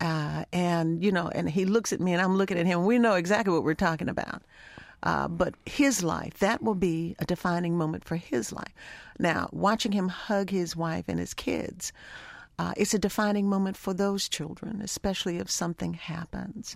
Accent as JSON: {"language": "English", "town": "Baltimore", "region": "Maryland", "country": "United States", "tie": "born or raised there", "also_born_or_lived": "Africa", "said": "I grew up in Baltimore"}